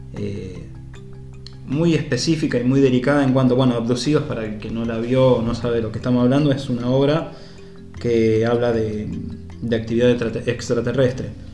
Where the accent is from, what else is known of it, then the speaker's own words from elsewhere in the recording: Carcarañá, Santa Fe, Argentina; acá en Carcarañá, de donde soy